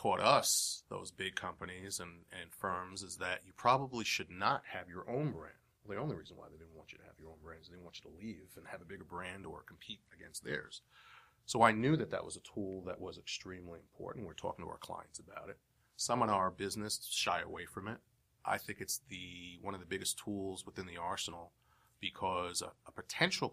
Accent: New York City, New York, United States; I'm from Brooklyn. I was born in Brooklyn

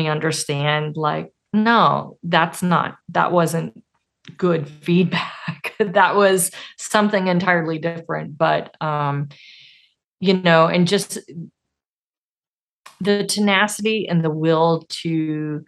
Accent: Arkansas, United States; I'm from Arkansas.

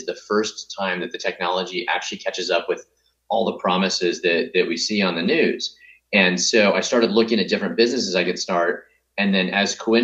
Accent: Grants Pass, Oregon, United States; moved away; also born or lived in Stanford, California; So I grew up in Southern Oregon, a little town called Grants Pass

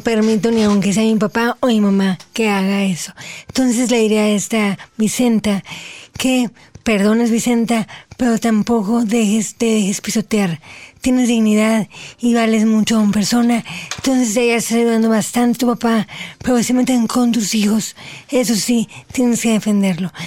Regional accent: Mexico; soy la primera mexicana en llevar eh, el nombre de México muy en alto

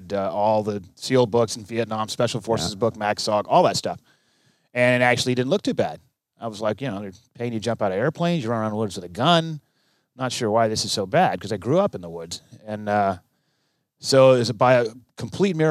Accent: Texas, United States; also born or lived in Okinawa, Japan; I grew up on a farm in Texas

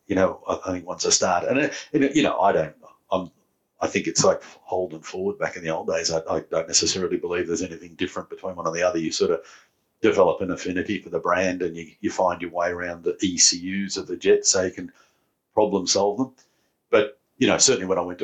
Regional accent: New South Wales, Australia; growing up in New South Wales

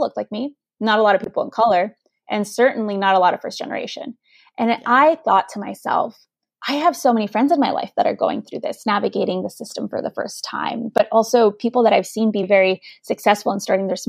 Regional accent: Chicago, Illinois, United States; first language Spanish; English is a second language; I grew up in Chicago, Illinois, on the northwest side in this neighborhood called Humboldt Park

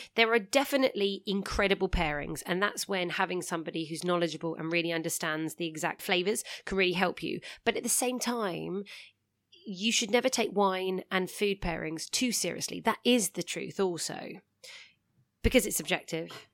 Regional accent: England, United Kingdom; I'm English

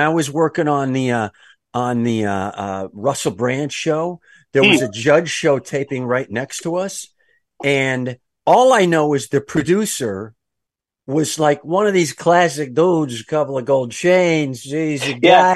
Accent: Calabria, Italy; moved away; I'm from Calabria in Italy.

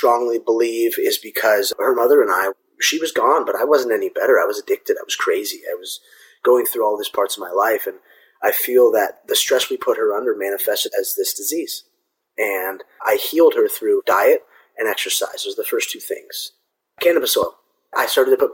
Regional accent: Orange County, California, United States; I was born and raised here in Orange County

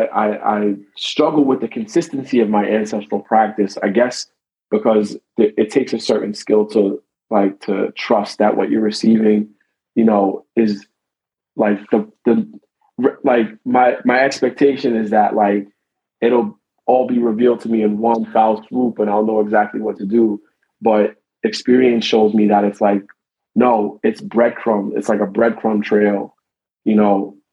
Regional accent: United States; we're American

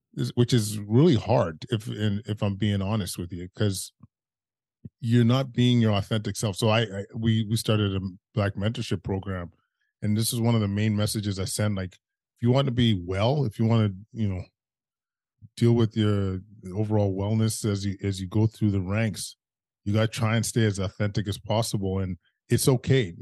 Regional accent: Edmonton, Alberta, Canada; now in Ottawa, Canada; growing up in Edmonton, you kind of have a, you, you, you have a racist existence

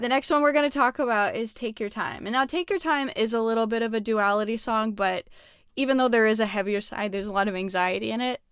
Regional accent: Montreal, Quebec, Canada; moved away; I'm originally from Montreal, and so, yeah, like, going to the ice skating rink, um, was always a thing that we did

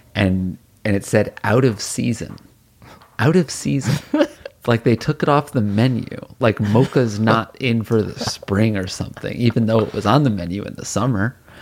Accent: New Haven, Connecticut, United States; moved away; also born or lived in New York City; where we grew up in New Haven

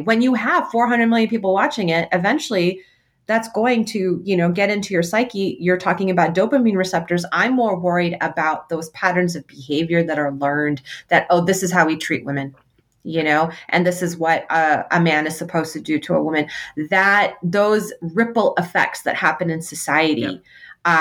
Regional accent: United States; as um, Muslim American women, as American women

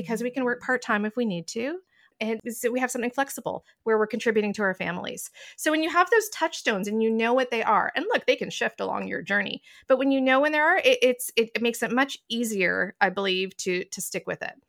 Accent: Toronto, Ontario, Canada; I've lived in downtown Toronto almost my entire life. Oddly, I live a few blocks from where I grew up

